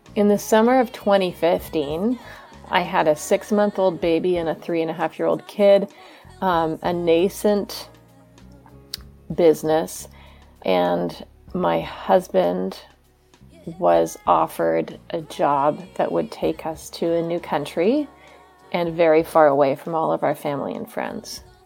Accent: Vancouver, British Columbia, Canada; moved away as an adult; now in Cambridge, United States; I live in Cambridge, Massachusetts, uh, but I'm from Vancouver, Canada.

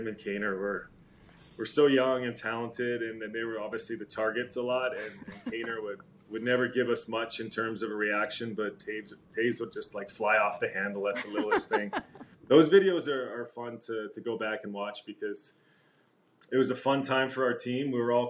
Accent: Calgary, Alberta, Canada; also born or lived in Winnipeg; I was born in Winnipeg, where Taser was born. Duncan Keith was born there as well. So a bunch of guys came out of Winnipeg. But at the age of two, I think our family moved to Calgary for the 80s and spent the 1980s here in Calgary

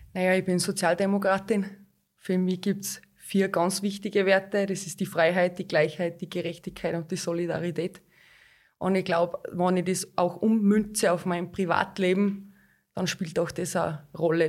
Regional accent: Hallein, Salzburg, Austria; Ich bin aufgewachsen in Hallein, ich bin geboren in Hallein, ich bin da in die Schule gegangen

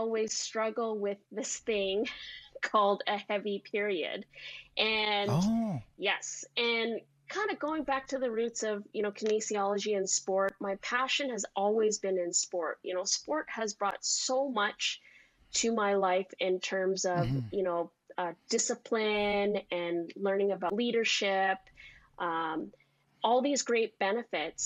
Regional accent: Vancouver, British Columbia, Canada; also born or lived in Maui; Born and raised in Vancouver.

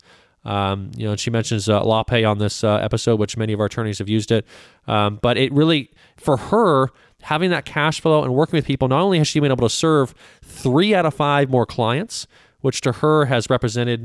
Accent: Canada; now in United States; I'm from Canada. So I immigrated to the United States in the late 90s

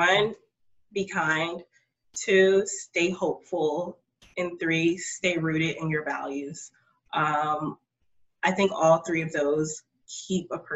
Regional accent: Prince George's County, Maryland, United States; I was raised in Prince George's County

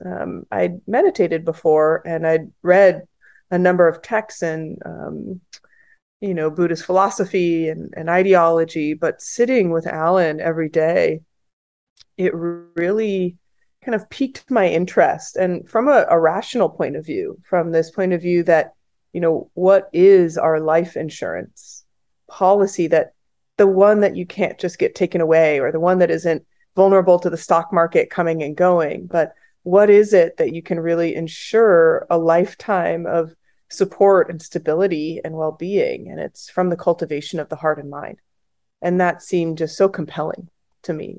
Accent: the Bay Area, California, United States; I grew up in the Bay Area

